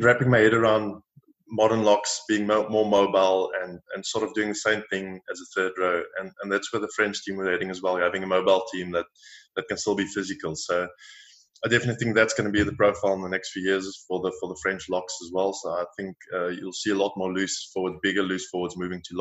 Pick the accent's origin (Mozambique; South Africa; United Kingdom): South Africa; moved away as an adult; now in France; Watched Super Rugby growing up in South Africa